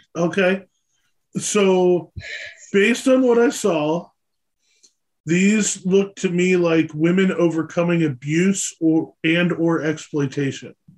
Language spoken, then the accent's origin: English; Pennsylvania, United States; i'm from pennsylvania i'm an east coast guy